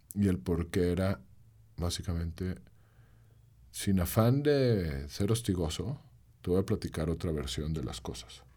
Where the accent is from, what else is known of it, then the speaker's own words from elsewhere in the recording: León, Guanajuato, Mexico; soy cantautor, soy de aquí de León